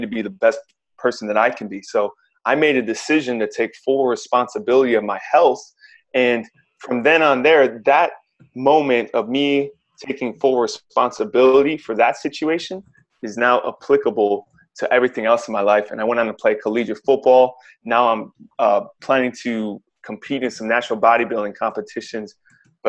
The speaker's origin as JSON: {"language": "English", "town": "Cleveland", "region": "Ohio", "country": "United States", "tie": "born or raised there", "moved": "yes", "lives_now": "Los Angeles, United States", "said": "grew up in Cleveland"}